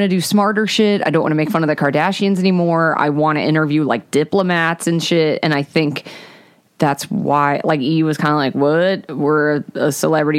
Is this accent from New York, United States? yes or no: no; Georgia, United States; I'm from Georgia